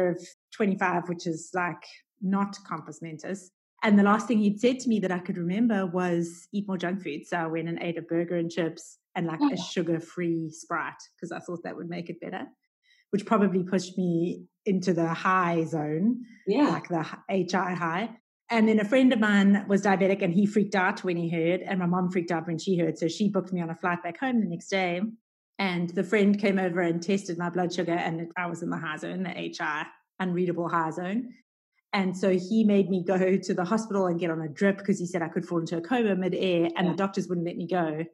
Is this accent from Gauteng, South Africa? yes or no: no; Durban, KwaZulu-Natal, South Africa; also born or lived in United States; now in Cape Town, South Africa; I grew up in Durban on the East Coast, where it's just hot all year round